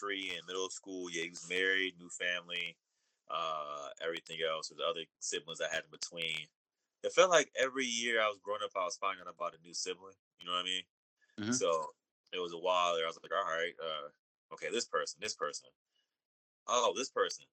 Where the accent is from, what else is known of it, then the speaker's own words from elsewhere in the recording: Oakland, California, United States; now in Long Beach, United States; growing up in Oakland, I was living with my mom